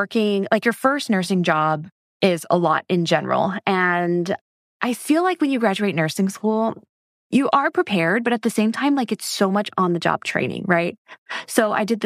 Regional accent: Hawaii, United States; moved away as an adult; Born and raised in Hawaii, and that's where I live now.

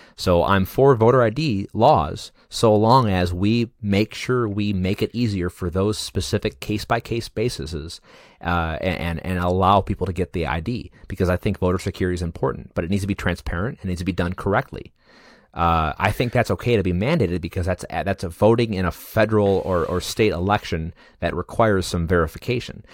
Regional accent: United States; as an American citizen

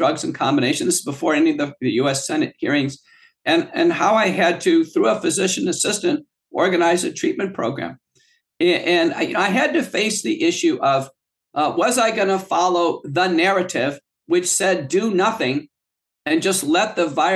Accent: United States; born or raised there; also born or lived in Texas / the north (US)

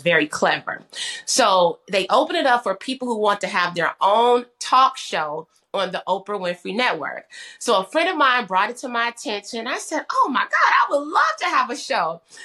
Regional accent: Kankakee, Illinois, United States; moved away as an adult; also born or lived in Bloomington, Illinois; now in Dallas, United States; I'm from Kankakee, Illinois. So shout out to my hometown and home state

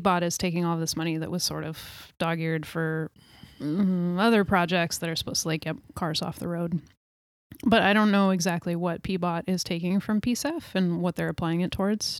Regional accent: New York, United States; now in Portland, United States; I grew up in New York State

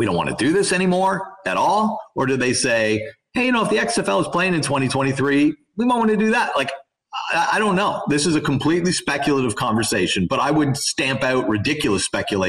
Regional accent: Toronto, Ontario, Canada; I am right on the edge of the last generation of young people who grew up in Toronto, and I'm from Toronto, or the suburbs

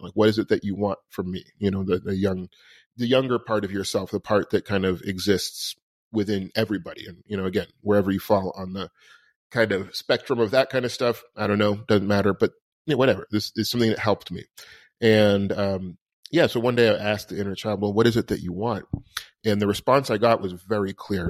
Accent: New York City, New York, United States; I was born on Christopher Street in New York City in the seventies

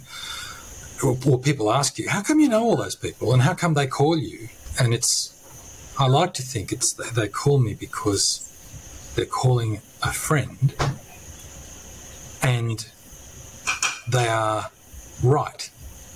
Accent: country New South Wales, Australia; also born or lived in Sicily; now in Canberra, Australia; I'm originally from Sicily and country New South Wales

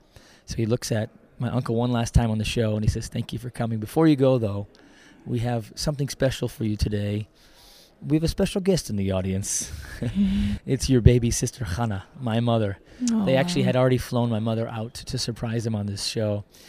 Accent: United States; moved away as an adult; now in Israel; I'm, according to Israeli law, I'm an Israeli born abroad. Even though I was born in the States, I was able to get my citizenship automatically.

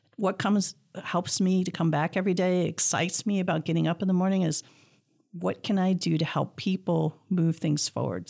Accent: Clawson, Michigan, United States; growing up in Clausen, we had a very strong science program

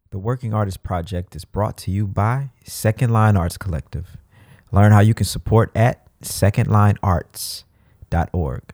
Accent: Mississippi, United States; I'm from Mississippi

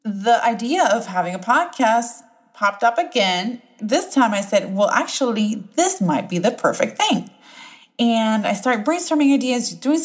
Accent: Puerto Rico; first language Spanish; English is a second language; now in Raleigh, United States; I was born and bred in Puerto Rico

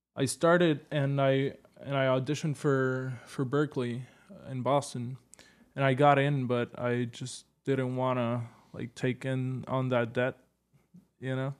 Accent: Puerto Rico; now in New York, United States; I'm from Puerto Rico

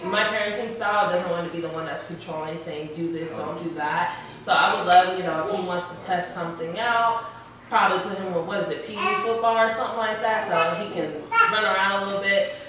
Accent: Ohio, United States; now in Dallas, United States; I'm from Ohio.

